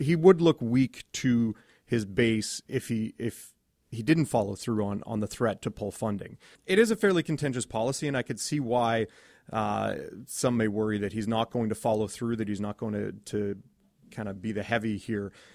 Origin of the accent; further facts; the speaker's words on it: Edmonton, Alberta, Canada; I grew up in Edmonton